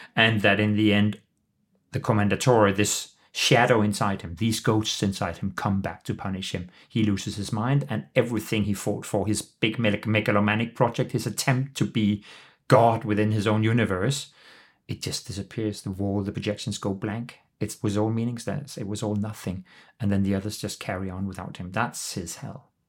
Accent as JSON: {"language": "English", "town": "Copenhagen", "region": "Capital Region of Denmark", "country": "Denmark", "tie": "born or raised there", "also_born_or_lived": "London", "said": "I am the C E O of the Royal Danish Theatre in Copenhagen, my hometown and home country."}